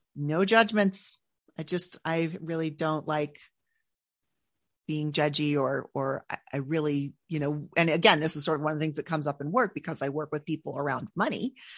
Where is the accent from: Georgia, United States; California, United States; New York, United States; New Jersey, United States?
California, United States; Northern; I'm from Northern California